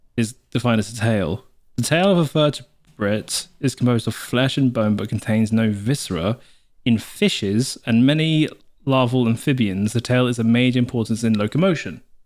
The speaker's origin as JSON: {"language": "English", "region": "South Wales", "country": "United Kingdom", "moved": "yes", "said": "if you imagine a triangle, we are the bottom left of the triangle in South, where we came from"}